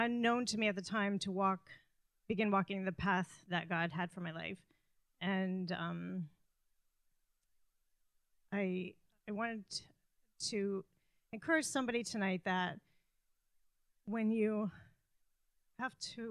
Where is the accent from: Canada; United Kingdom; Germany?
Canada; moved away; I'm Canadian and my family's in Canada.